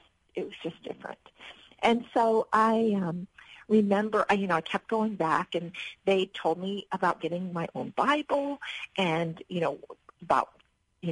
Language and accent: English; Ohio, United States; moved away; also born or lived in Miami; growing up in Ohio